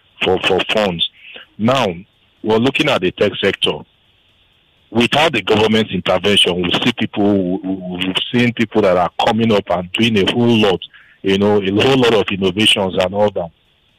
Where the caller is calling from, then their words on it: Ikeja, Lagos, Nigeria; I'm calling from Ikeja.